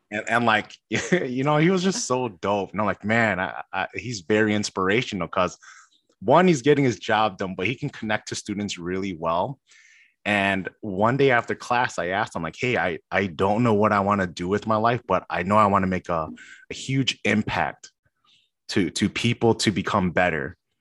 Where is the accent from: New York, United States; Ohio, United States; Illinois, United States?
Illinois, United States; Chicago; born and raised in Chicago